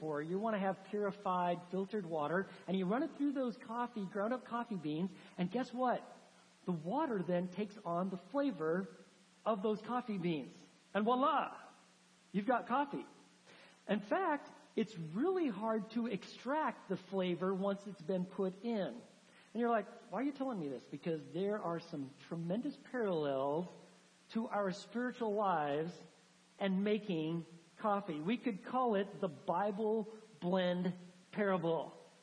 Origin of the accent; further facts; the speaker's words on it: the Northwest, Pacific Northwest, United States; moved away; I'm from the Northwest